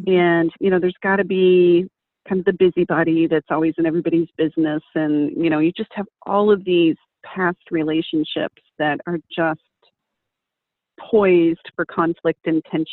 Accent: Texas, United States; I grew up in Texas.

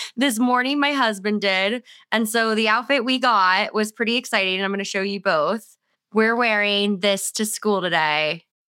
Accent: South Florida, United States; I grew up in South Florida

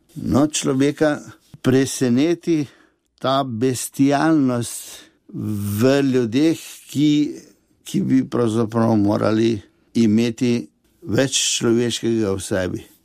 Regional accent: a village near Novo Mesto, Southeast Slovenia, Slovenia; sem zrasel v Vasici, blizu novega mesta

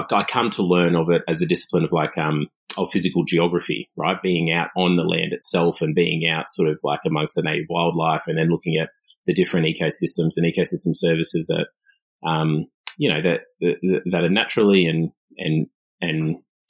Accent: Australia; as an Aboriginal kid growing up in Australia

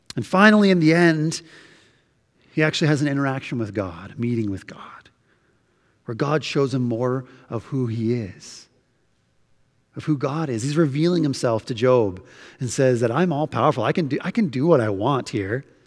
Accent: Canada; we're Canadian

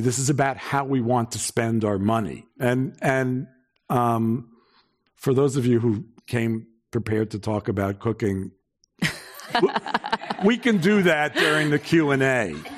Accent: New York, United States; I'm from New York

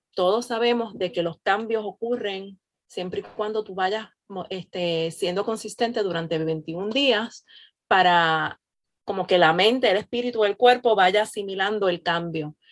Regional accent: Puerto Rico; now in Florida, United States; soy nacida y criada en Puerto Rico, al igual que Yadi, radicada en Florida

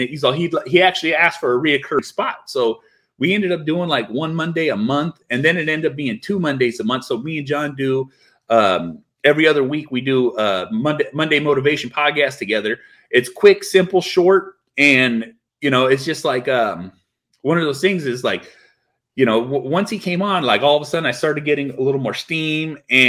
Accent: California, United States; Because he's from the Bay Area. I'm from the Bay Area.

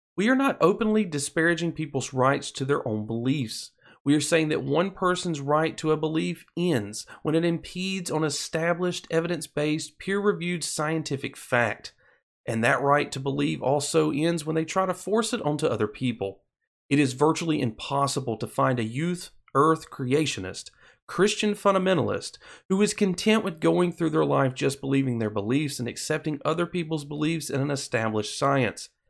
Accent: Alabama, United States; my home state of Alabama.

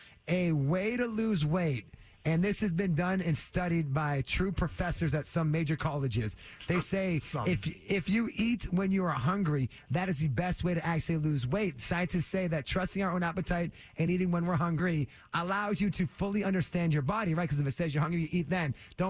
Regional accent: Framingham, Massachusetts, United States; Born and raised in Framingham. We go by the ….

